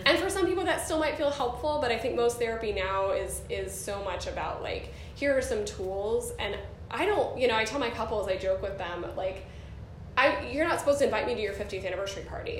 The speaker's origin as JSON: {"language": "English", "region": "New Jersey", "country": "United States", "tie": "born or raised there", "said": "I was born in New Jersey."}